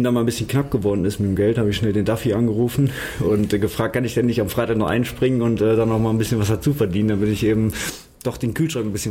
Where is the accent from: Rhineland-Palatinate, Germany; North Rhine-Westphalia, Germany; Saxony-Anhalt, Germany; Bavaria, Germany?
North Rhine-Westphalia, Germany; Düsseldorf; Gerresheim, meine Heimat. Also ich bin hier aufgewachsen in Gerresheim.